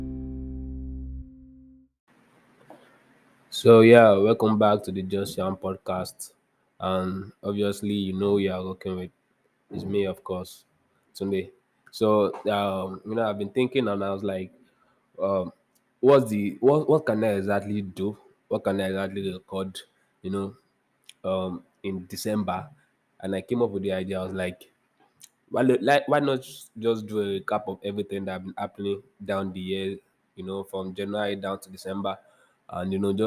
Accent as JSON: {"language": "English", "country": "Nigeria", "said": "I'm a Nigerian"}